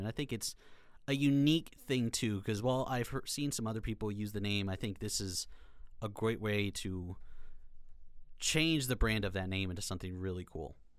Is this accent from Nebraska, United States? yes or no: yes; Kearney, Nebraska, United States; now in Lincoln, United States; I am from Kearney, Nebraska, so I'm a Nebraska native. Uh, grown up under the Nebraska umbrella my entire life.